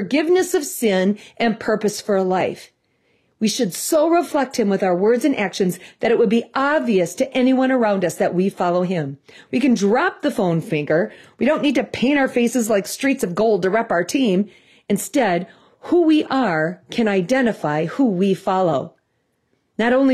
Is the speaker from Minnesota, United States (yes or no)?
yes; Minnesota, United States; accent: Midwest; We're from Minnesota.